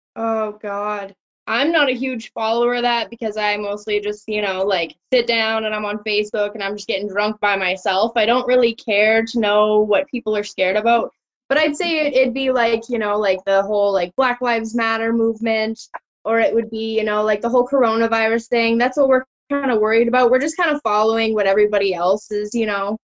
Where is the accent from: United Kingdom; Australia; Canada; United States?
Canada; Innisfail, Alberta; I grew up in Innisfail. I went to high school in Innisfail